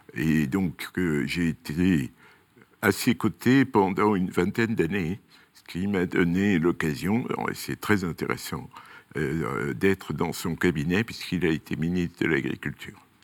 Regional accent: Toulouse, Occitania, France; moved away as an adult; also born or lived in Montpellier / Rodez / Paris; je suis toulousain d'origine

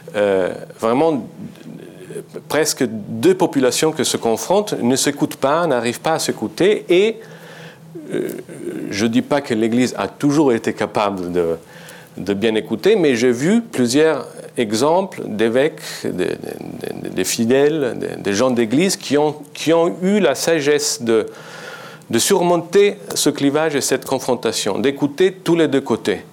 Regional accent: Italy; French is a second language; Je suis italien et je suis journaliste

